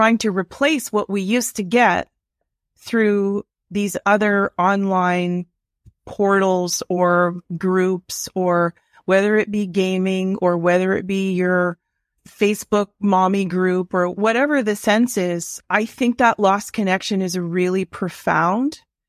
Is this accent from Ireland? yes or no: no; Ontario, Canada; now in Ottawa, Canada; I grew up in Northern Ontario as a kid, and I think we lived in a 1,200 square foot bungalow for a family of four.